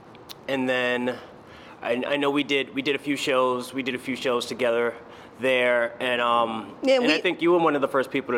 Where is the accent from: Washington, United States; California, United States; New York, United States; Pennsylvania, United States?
New York, United States; New York City; also born or lived in Boston, Massachusetts; my mom moved back to New York with my grandmother and I was raised in Queens.